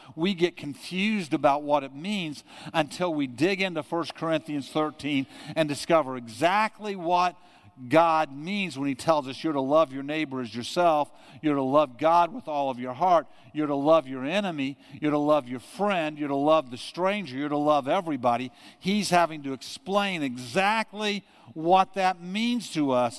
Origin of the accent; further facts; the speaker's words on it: United States; growing up in America